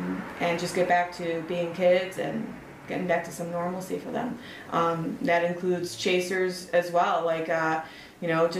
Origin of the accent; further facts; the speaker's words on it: Chicago, Illinois, United States; I grew up in the city. There was one on Kedzie, like 55th and Kedzie or 59th